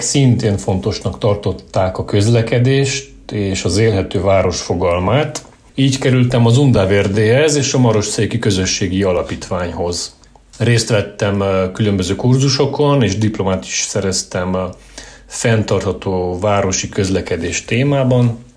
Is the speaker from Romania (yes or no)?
yes; Târgu Mureș, Mureș County, Romania; also born or lived in Cluj-Napoca; Egyetem után Kolozsvárról hazaköltöztem